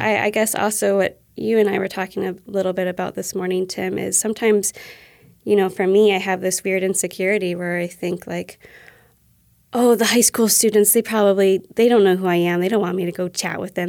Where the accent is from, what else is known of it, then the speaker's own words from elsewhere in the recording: Ohio, United States; also born or lived in New York; since I was probably seven years old, you know, when I moved from New York to Ohio.